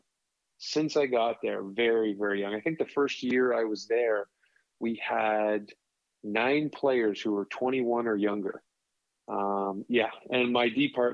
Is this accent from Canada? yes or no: yes; Toronto, Ontario, Canada; also born or lived in Texas / Syracuse; now in California, United States; where I grew up in Toronto